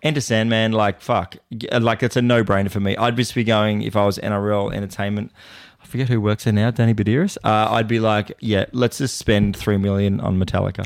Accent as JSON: {"language": "English", "town": "Port Macquarie", "region": "New South Wales", "country": "Australia", "tie": "born or raised there", "said": "my hometown, Port Macquarie"}